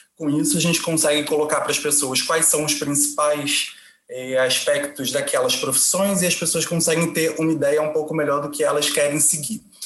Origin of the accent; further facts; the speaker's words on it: Brazil; now in Portugal; eu sou do Brasil